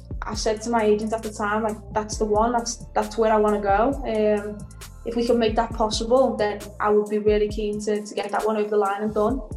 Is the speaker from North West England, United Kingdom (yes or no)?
yes; Liverpool, North West England, United Kingdom; also born or lived in Lyon / Manchester; I grew up in Liverpool. It's a city made for football